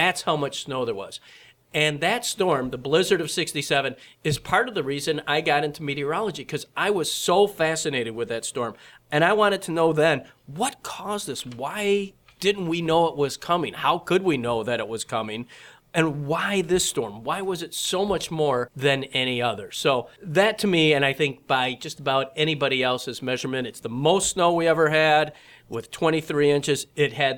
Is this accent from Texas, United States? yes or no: no; Flint, Michigan, United States; I was about 7 years old at the time, but I was growing up in Flint, Michigan